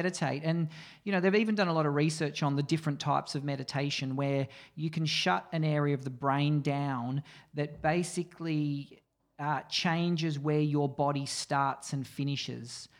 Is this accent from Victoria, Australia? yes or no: yes; Mornington Peninsula, Victoria, Australia; I grew up on the Mornington Peninsula